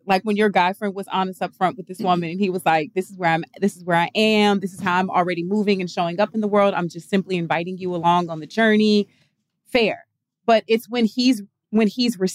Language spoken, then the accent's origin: English; the South, United States; I grew up in the South